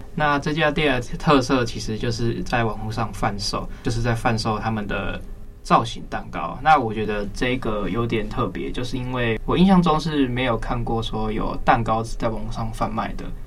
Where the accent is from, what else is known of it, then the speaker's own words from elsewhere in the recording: Kaohsiung, Taiwan; 我是高雄人